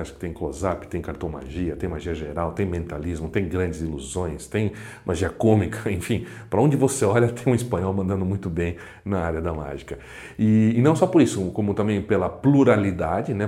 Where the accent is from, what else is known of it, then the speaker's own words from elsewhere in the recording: Brazil; somos brasileiros, brasileiros, os brasileiros